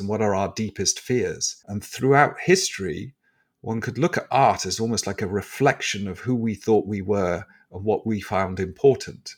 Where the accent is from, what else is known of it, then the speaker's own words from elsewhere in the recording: England, United Kingdom; are we so, as English people